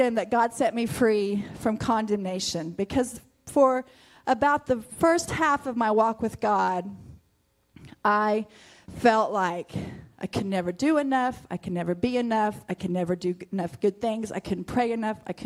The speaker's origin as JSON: {"language": "English", "town": "Mutual", "country": "United States", "tie": "born or raised there", "said": "I grew up in Mutual"}